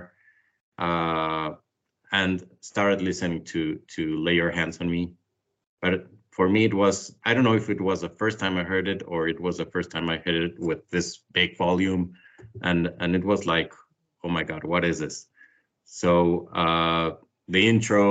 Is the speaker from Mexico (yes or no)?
yes; Mexico City, Mexico; I'm from Mexico City, born and raised here.